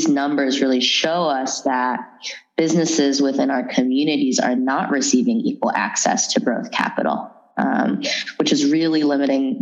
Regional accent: San Francisco Bay Area, California, United States; also born or lived in San Jose; I was born in San Francisco and grew up throughout the Bay between San Jose and San Francisco

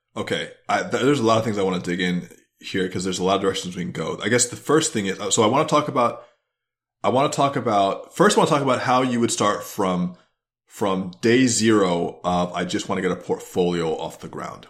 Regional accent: United States; I'm an American centralist

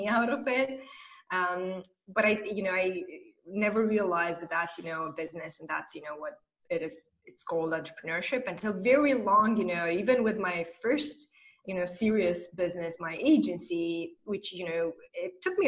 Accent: Moldova; moved away as an adult; now in Romania; I'm originally from Republic of Moldova, and I moved to Romania a few years ago.

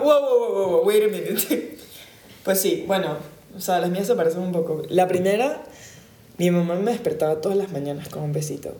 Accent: Caracas, Capital District, Venezuela; moved away; hasta que yo me fui de Caracas

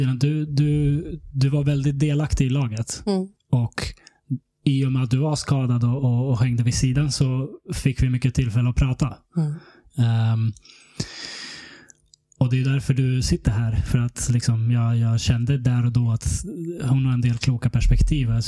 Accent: Stockholm, Stockholm County, Sweden; Jag är född och uppvuxen här i Stockholm, i Hässelbystrand.

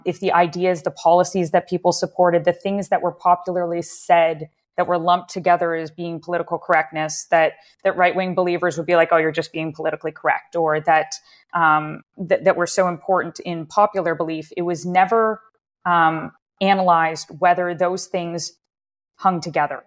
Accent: Waterloo, Ontario, Canada; I grew up in Waterloo, uh, that's about an hour or so outside of Toronto, uh, in Canada

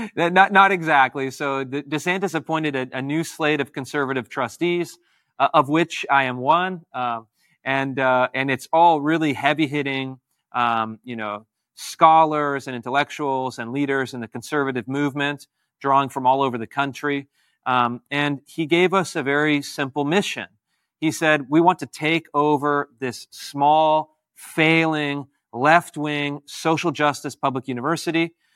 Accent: Washington, United States; also born or lived in California; my home state of Washington State and my, my birth state, California

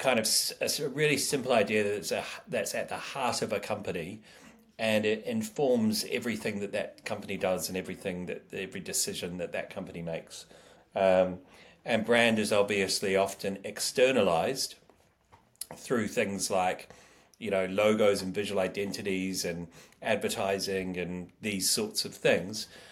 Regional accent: New Zealand; I'm from New Zealand

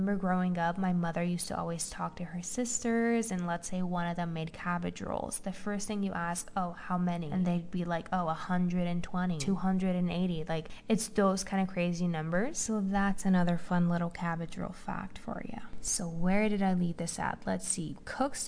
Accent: Romania; moved away as an adult; now in United States; I grew up in Romania. I'm half Romanian, half Hungarian, and I moved to the US 6 months ago.

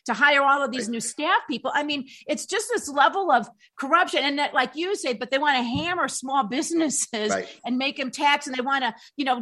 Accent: Illinois, United States; now in Colorado, United States; I come from Illinois and we have maybe lower standards sometimes of political people's behavior.

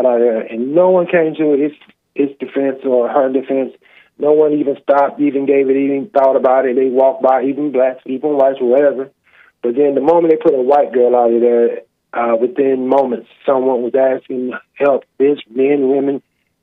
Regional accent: Texas, United States; also born or lived in Minnesota; I'm from Texas. I was raised in Texas, but I lived a few years in Minnesota for a while

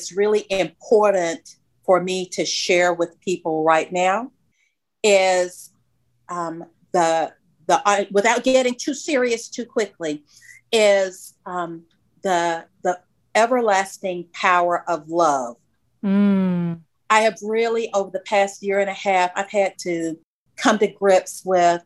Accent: Macon, Georgia, United States; I grew up in Macon, Georgia, which is about 100 miles south of Atlanta proper.

